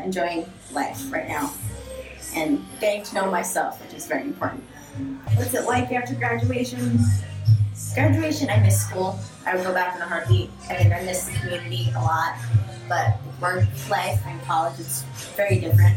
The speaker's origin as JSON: {"language": "English", "town": "New York City", "region": "New York", "country": "United States", "tie": "born or raised there", "also_born_or_lived": "Ohio", "moved": "as an adult", "lives_now": "California, United States", "said": "my hometown, New York City"}